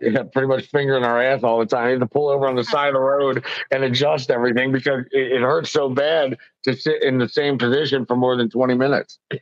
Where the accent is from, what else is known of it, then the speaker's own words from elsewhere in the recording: Philadelphia, Pennsylvania, United States; I'm 43. I was born in Philly. I'm Sicilian.